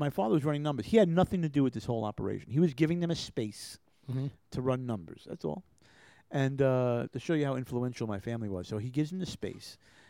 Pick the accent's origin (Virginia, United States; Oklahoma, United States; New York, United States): New York, United States; Lawrence; I grew up in the Five Towns, Lawrence, Long Island, and the … family. We were the number one, the largest Italian family on Long Island.